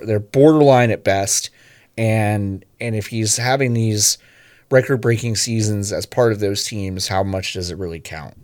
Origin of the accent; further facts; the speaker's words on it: Dallas, Texas, United States; the Dallas Wings, my hometown